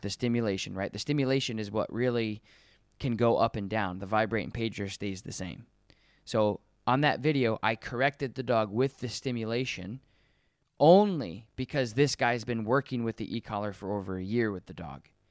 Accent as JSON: {"language": "English", "region": "Colorado", "country": "United States", "tie": "born or raised there", "moved": "yes", "said": "I'm from Col- I was born in Colorado"}